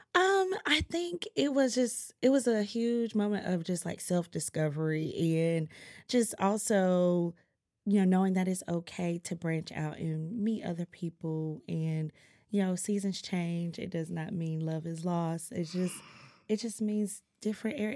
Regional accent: Greenville, North Carolina, United States; Greenville, North Carolina, two five two

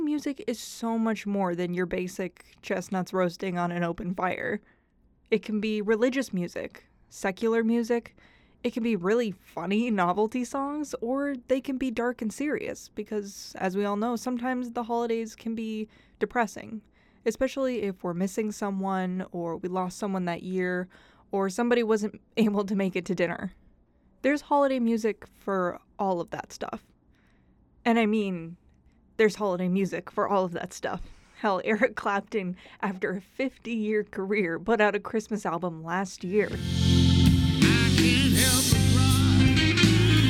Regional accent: Idaho, United States; moved away; I was from Idaho.

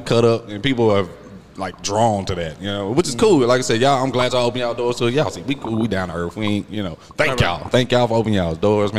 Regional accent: Murray, Kentucky, United States; y'all roots are in Kentucky. I was born in Kentucky myself, Murray.

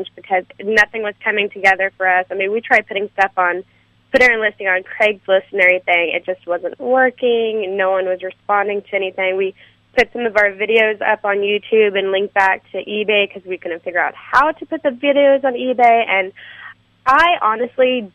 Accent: Austin, Texas, United States; I'm from Austin, Texas

